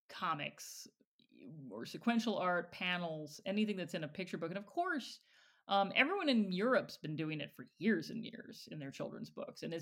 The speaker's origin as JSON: {"language": "English", "region": "Michigan", "country": "United States", "tie": "born or raised there", "said": "Growing up, because Kate and I grew up in Michigan"}